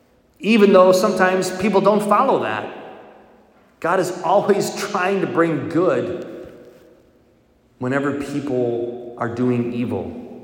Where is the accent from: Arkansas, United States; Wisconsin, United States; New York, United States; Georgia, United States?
Wisconsin, United States; Milwaukee; If you don't know, I'm a cheesehead. I grew up in Milwaukee.